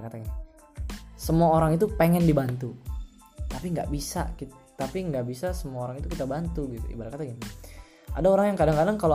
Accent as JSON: {"language": "Indonesian", "region": "Central Java", "country": "Indonesia", "said": "di desa aku aku di desa juga nggak"}